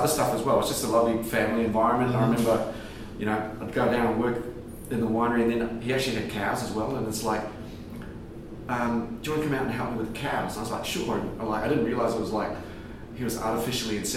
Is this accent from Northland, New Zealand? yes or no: yes; Whangarei, Northland, New Zealand; moved away as an adult; now in Margaret River, Australia; I'm from a little town called Whangarei in Northland